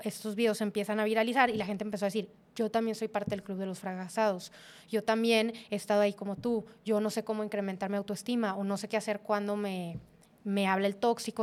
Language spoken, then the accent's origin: Spanish; Monterrey, Nuevo León, Mexico; moved away as an adult; also born or lived in Saltillo; como típica regia